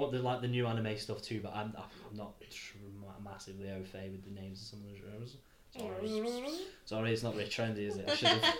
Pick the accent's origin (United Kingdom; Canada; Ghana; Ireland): United Kingdom; accent: English; We're British. Not French